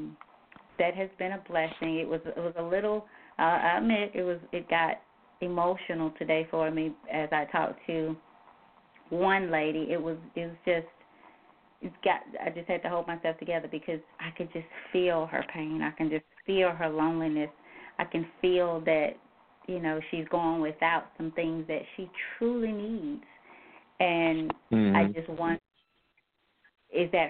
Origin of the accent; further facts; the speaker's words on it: the South, United States; I grew up in the South, I now need to stay in the South